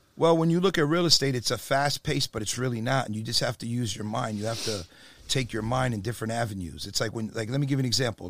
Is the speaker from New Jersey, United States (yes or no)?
yes; Perth Amboy, New Jersey, United States; moved away; I'm from Jersey originally